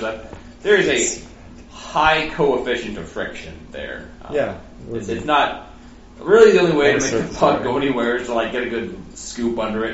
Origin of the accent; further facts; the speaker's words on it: Nebraska, United States; Because I'm from Nebraska